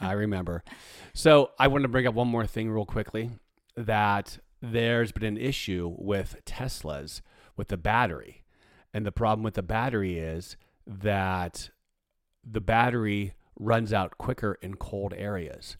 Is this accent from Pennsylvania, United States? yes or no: yes; Pittsburgh, Pennsylvania, United States; moved away; growing up in Pittsburgh, the weather was like this quite often.